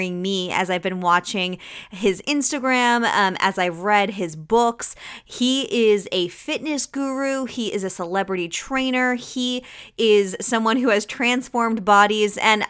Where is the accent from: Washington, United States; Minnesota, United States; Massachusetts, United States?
Massachusetts, United States; Mattapoisett; I grew up down towards the Cape in Mattapoisett.